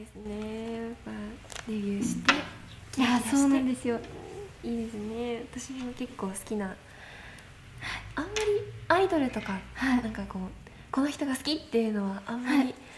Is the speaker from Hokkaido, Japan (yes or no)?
yes; Sapporo, Hokkaido, Japan; そうですね札幌の方です